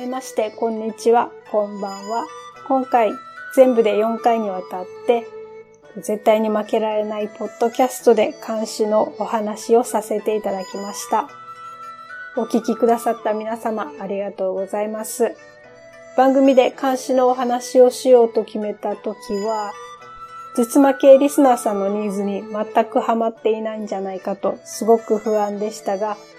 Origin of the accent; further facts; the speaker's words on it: Okinawa, Japan; 私、生まれも育ちも沖縄でして